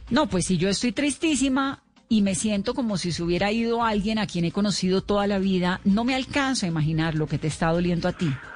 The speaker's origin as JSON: {"language": "Spanish", "country": "Colombia", "said": "aquí en Colombia lo queríamos. Yo tengo 42 años"}